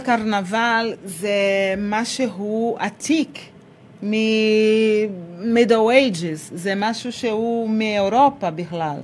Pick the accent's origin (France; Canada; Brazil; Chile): Brazil; Rio de Janeiro; Hebrew is a second language; also born or lived in Salvador, Bahia, Brazil; now in Israel; אני נולדתי בסלבדור, בבעיר, וכשאני הייתי בת שלושה חודשים, המשפחה עברה ל... ריו דה ז'נרו.